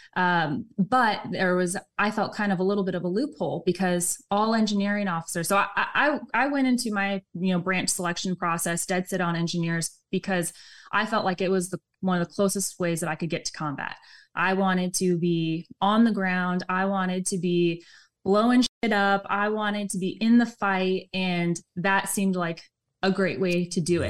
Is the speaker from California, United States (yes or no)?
yes; Southern California, United States; grew up Southern California